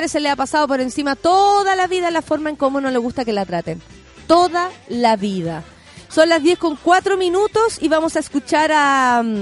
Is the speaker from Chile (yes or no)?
yes; Viña del Mar, Valparaíso, Chile; Soy dibujante eh, arquitectónico y ando buscando peguitas, Soy de Viña.